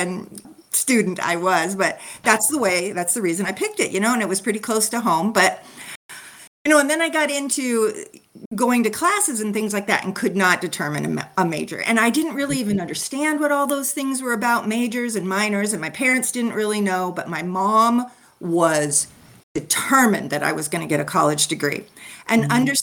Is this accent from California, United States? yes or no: yes; California, United States; I was born and raised in California